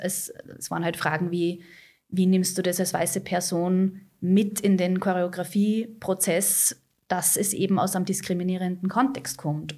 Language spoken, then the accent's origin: German; Austria; bei uns in Österreich, wir haben ganz einen anderen Background